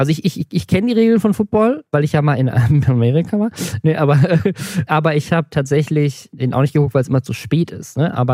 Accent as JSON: {"language": "German", "area": "the South", "region": "Southern Germany", "country": "Germany", "said": "ich komme auch aus dem Süden"}